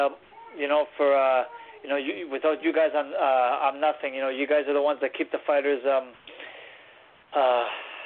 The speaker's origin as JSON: {"language": "English", "town": "Cornwall", "region": "Ontario", "country": "Canada", "tie": "born or raised there", "said": "my hometown"}